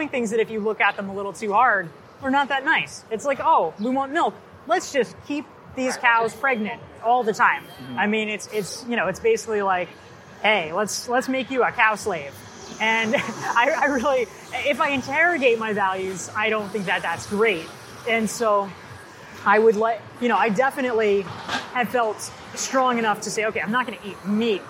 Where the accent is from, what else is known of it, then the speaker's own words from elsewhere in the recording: North Carolina, United States; I grew up in North Carolina, and it was in a small town.